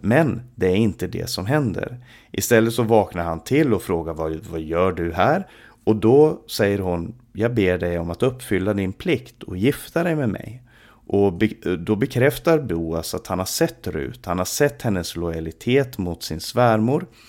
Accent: Sweden; i vårt eget land

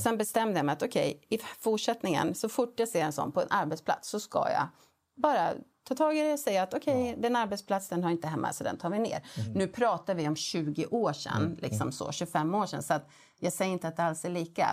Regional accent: Gävle, Gävleborg County, Sweden; jag född och uppvuxen i Gävle

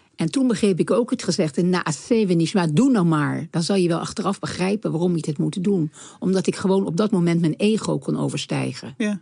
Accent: The Hague, South Holland, Netherlands; opgegroeid in Den Haag, waar ik opgegroeid werd.

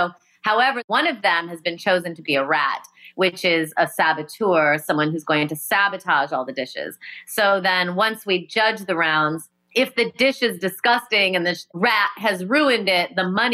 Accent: Rockford, Illinois, United States; I grew up in Rockford, Illinois

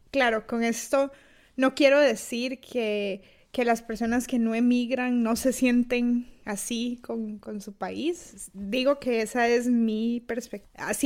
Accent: Costa Rica; accent: Costa Rican; moved away as an adult; now in Tallinn, Estonia; Yo soy de Costa Rica, de ahí mi acento. Y bueno, yo emigré a Estonia hace ya casi dos años. Eh, actualmente vivo en Tallinn.

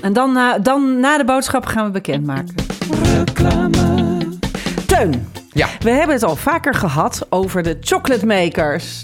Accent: Haarlem, North Holland, Netherlands; also born or lived in The Hague; Wij woonden in Haarlem. Mijn middelbare schooltijd woonde ik daar

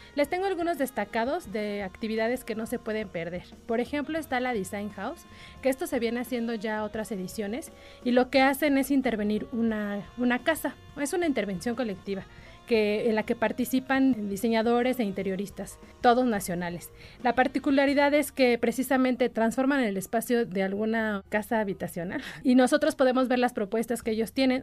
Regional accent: Mexico; como mexicanos

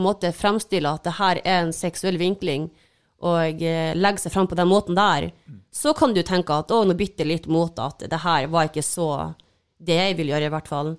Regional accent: Mo i Rana, Nordland, Norway; now in Oslo, Norway; jeg er hjemme på Mo

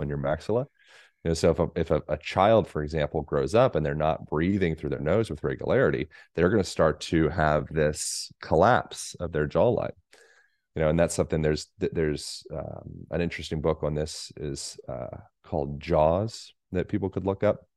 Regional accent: United States; also born or lived in Boulder, Colorado / Bend, Oregon; I'm American

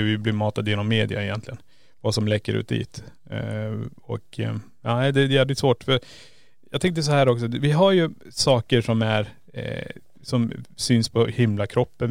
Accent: Kiruna, Norrbotten County, Sweden; vi kommer ju från Kiruna

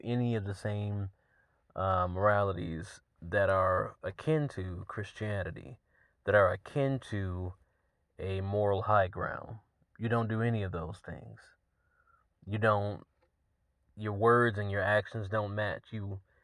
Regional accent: Georgia, United States; my home state

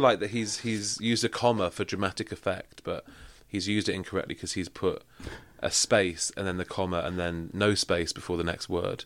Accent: Manchester, North West England, United Kingdom; I'm from Manchester.

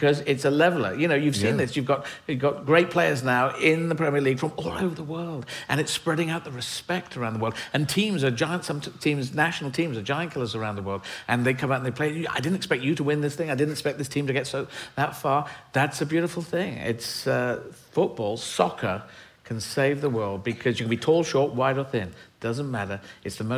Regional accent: Aden, Yemen; moved away; I was born in Yemen. I was born in Aden.

